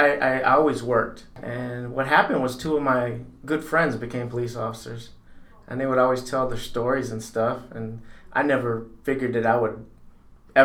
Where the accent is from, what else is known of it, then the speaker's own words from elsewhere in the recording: Winthrop Harbor, Illinois, United States; also born or lived in Zion, Illinois; Grew up and born and raised in Winter Harbor, but then I went to Zion schools.